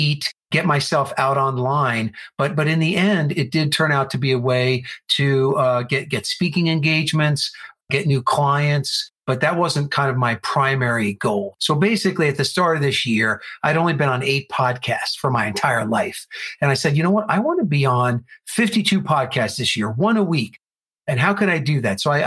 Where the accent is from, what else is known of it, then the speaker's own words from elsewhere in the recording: New Jersey, United States; now in Arizona, United States; I am originally from New Jersey, where Ryan is. But then I moved out to Arizona.